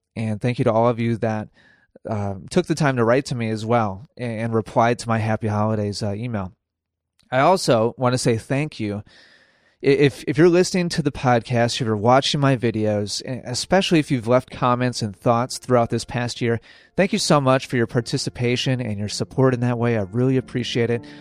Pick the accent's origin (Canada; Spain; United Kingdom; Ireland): Spain; moved away as an adult; now in Bernardsville, United States; I am from Spain. I am working here